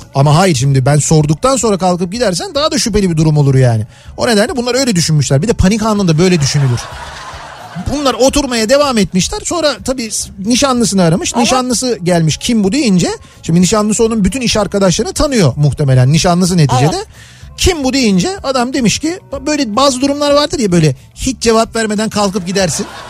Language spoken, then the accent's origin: Turkish; Istanbul, Turkey; Bizim çocukluğumuzda yani işte Samatya'ydı